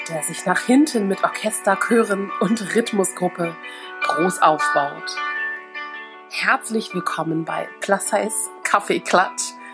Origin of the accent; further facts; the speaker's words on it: Berlin, Germany; als Berlinerin